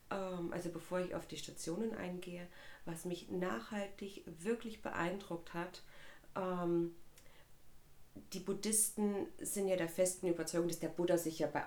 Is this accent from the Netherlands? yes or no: no; East Germany, Germany; ich bin ja ein, ein Kind der DDR. Mhm. Das heißt, ich bin überhaupt nicht irgendwie religiös, kirchlich erzogen worden.